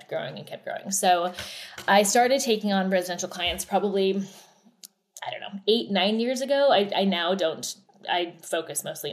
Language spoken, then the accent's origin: English; Oregon, United States; moved away as an adult; also born or lived in New York / Los Angeles; born and raised in Oregon, moved to New York after school